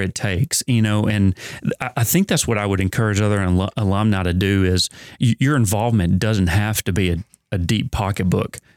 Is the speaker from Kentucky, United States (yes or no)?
yes; Ohio County, Kentucky, United States; I came from Ohio County, so very small rural community, close to Davis County